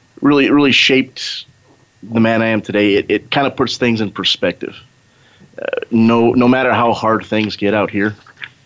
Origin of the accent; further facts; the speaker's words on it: Phoenix, Arizona, United States; I grew up right here in Phoenix.